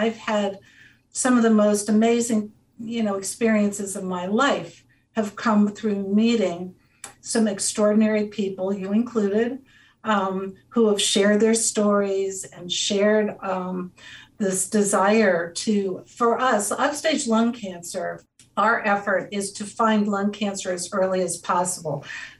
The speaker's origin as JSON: {"language": "English", "town": "Cincinnati", "region": "Ohio", "country": "United States", "tie": "born or raised there", "said": "I grew up in Cincinnati. Yeah. Which is like Northern Kentucky is part of Cincinnati. And I worked so hard to get rid of my twang"}